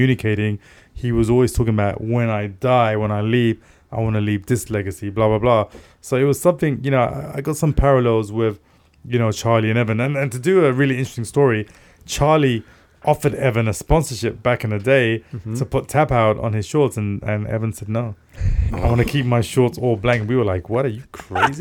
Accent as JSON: {"language": "English", "region": "London", "country": "United Kingdom", "moved": "as an adult", "lives_now": "Los Angeles, United States", "said": "I came from Tottenham"}